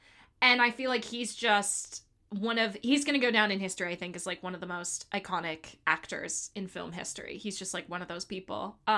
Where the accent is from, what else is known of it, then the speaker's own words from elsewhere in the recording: Miami, Florida, United States; I'm from Miami.